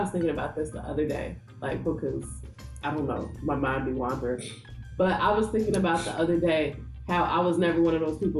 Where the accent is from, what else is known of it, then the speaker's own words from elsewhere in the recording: Chicago, Illinois, United States; I'm from the South Side of Chicago all day.